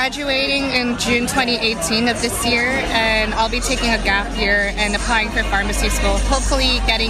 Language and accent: English; Philippines; moved away; my home country, the Philippines.